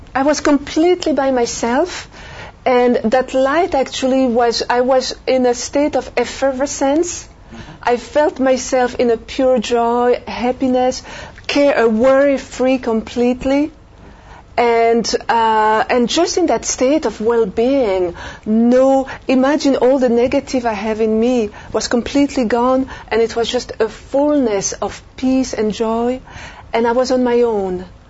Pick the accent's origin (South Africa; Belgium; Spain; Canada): Belgium; moved away as an adult; also born or lived in France; now in United States; I'm French from Europe, and I grew up in uh, Belgium, lived a few years in France